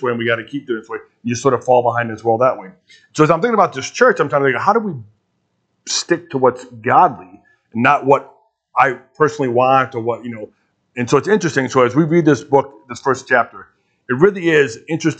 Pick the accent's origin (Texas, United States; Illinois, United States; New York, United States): Illinois, United States; Chicago; moved away as an adult; now in Lincoln, United States; From my accent, I didn't grow up in Nebraska, sorry. I grew up out of Chicago.